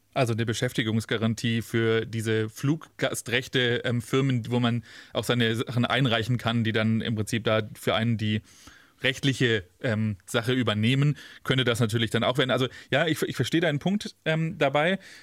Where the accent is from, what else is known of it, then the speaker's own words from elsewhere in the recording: Stuttgart, Baden-Württemberg, Germany; von Stuttgart, meiner Heimatstadt, ähm, wo ich geboren bin